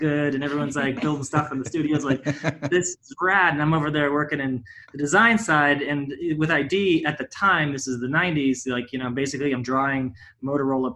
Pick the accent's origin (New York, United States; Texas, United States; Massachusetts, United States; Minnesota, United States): New York, United States; Livonia; moved away as an adult; also born or lived in Rochester, New York; now in Los Angeles, United States; I grew up in Livonia, New York, which is pretty small. It's like about an hour south in the Finger Lakes, and of Rochester